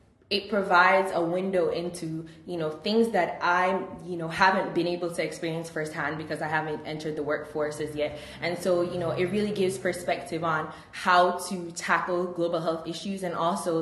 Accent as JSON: {"language": "English", "country": "Jamaica", "moved": "yes", "lives_now": "United States", "said": "I'm originally from Jamaica"}